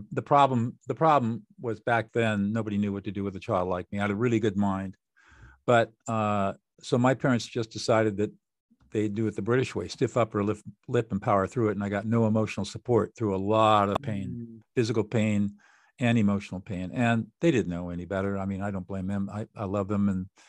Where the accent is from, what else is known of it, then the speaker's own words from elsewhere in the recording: California, United States; born there; Well, I was born in 1950 in Southern California in affluence and privilege.